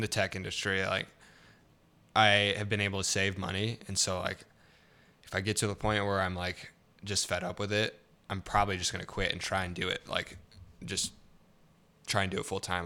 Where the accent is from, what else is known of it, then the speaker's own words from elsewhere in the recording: Salinas, California, United States; moved away; also born or lived in Idaho Falls, Idaho; I grew up in Central California